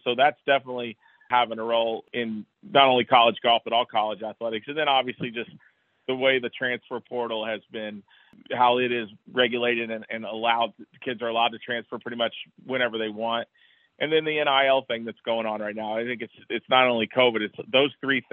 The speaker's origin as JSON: {"language": "English", "town": "Bloomington", "region": "Indiana", "country": "United States", "tie": "born or raised there"}